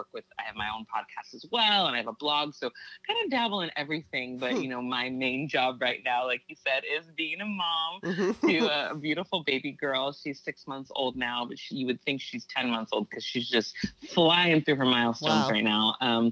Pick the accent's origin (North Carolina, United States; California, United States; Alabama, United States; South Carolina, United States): California, United States; Santa Barbara; moved away as an adult; now in Los Angeles, United States; I'm originally from Santa Barbara, California, and I live in Los Angeles now